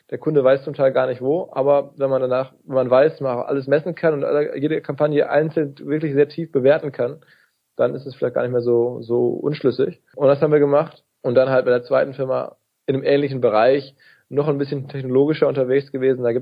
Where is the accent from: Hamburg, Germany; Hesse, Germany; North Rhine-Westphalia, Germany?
North Rhine-Westphalia, Germany; Radio Essen, NRZ, also im Ruhrgebiet, da wo ich herkomme.